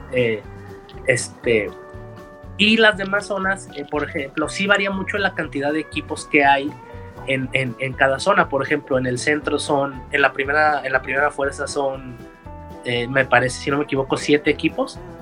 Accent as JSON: {"language": "Spanish", "country": "Mexico"}